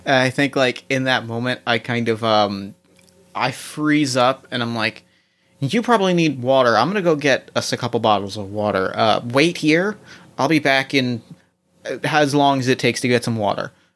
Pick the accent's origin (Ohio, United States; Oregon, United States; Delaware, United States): Ohio, United States